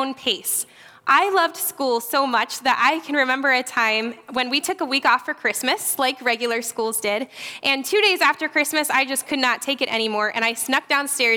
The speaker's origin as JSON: {"language": "English", "town": "Virginia Beach", "region": "Virginia", "country": "United States", "tie": "born or raised there", "moved": "yes", "lives_now": "Buffalo, United States", "said": "I was born and raised in Virginia Beach"}